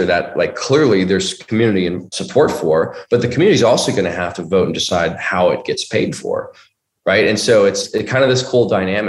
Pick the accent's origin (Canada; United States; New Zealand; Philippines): United States; Bay Area, California; I'm from the Bay Area